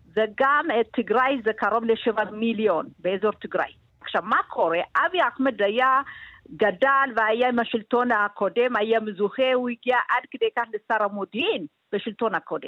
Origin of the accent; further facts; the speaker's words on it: Gondar, Amhara, Ethiopia; now in Israel; אני ילידת עיר עצמה בגונדר